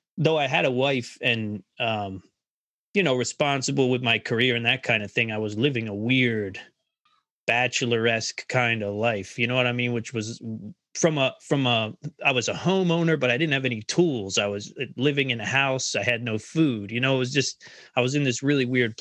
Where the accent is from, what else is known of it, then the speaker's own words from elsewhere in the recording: Philadelphia, Pennsylvania, United States; moved away; growing up around Philly